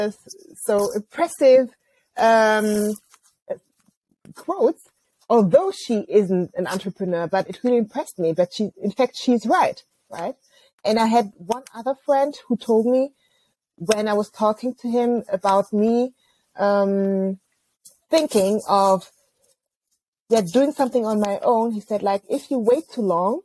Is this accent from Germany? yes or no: yes; near Bonn, North Rhine-Westphalia, Germany; I grew up near Bonn. And as you know, Bonn used to be the former capital of Germany.